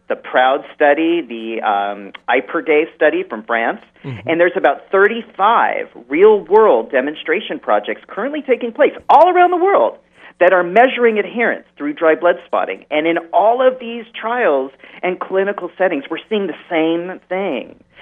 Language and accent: English; West Coast, United States; now in New York, United States; I'm from the West Coast